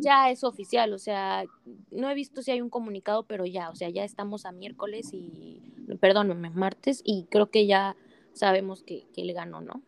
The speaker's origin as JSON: {"language": "Spanish", "country": "Mexico", "said": "nos representa como mexicanos"}